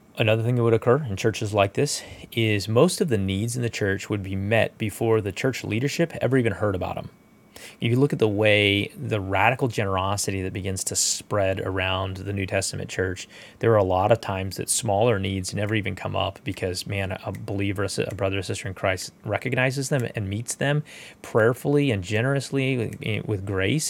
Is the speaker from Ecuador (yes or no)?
no; United States; We're American